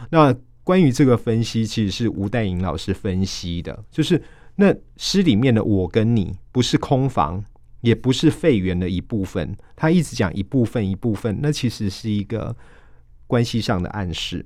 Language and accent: Chinese; Taiwan; 我们台湾人